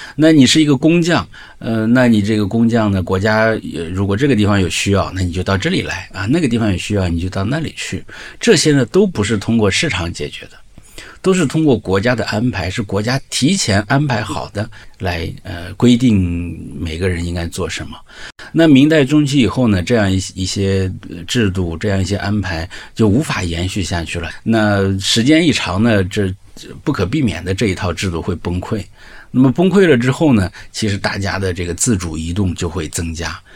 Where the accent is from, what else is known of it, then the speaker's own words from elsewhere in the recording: the North, northern China, China; 我是北方来的，我是完全在旱地上长大的